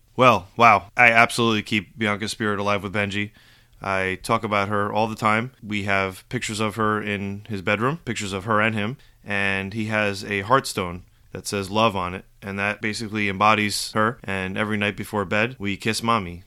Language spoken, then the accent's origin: English; Rockland County, New York, United States; moved away as an adult; also born or lived in Manhattan / Bergen County, New Jersey; now in Morris County, New Jersey, United States; I grew up in Rockland County, New York.